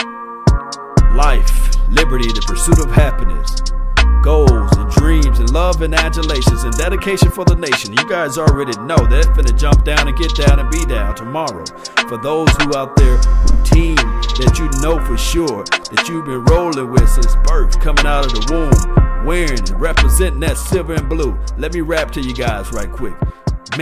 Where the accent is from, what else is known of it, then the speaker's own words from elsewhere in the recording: Natchez, Mississippi, United States; I'm from Mississippi, for those who don't know. Natchez